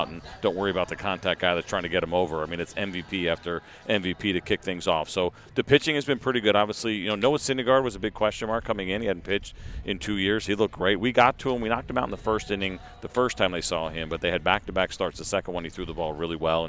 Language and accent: English; Northeast, United States; growing up in the Northeast